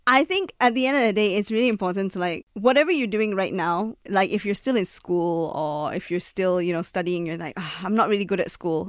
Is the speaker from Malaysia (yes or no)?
yes; Sabah, Malaysia; we're both from Sabah.